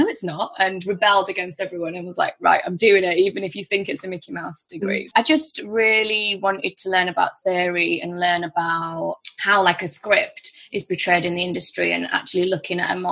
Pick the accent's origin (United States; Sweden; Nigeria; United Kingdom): United Kingdom; Bradford, Yorkshire and the Humber; also born or lived in Liverpool; I'm from Bradford in Yorkshire, and came back home